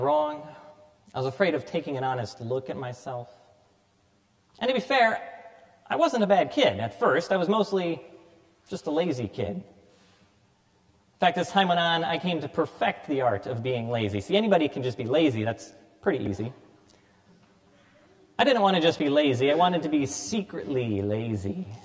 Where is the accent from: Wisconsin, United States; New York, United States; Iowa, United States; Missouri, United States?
Iowa, United States; Cedar Rapids; I was born here in Cedar Rapids, baptized at All Saints Parish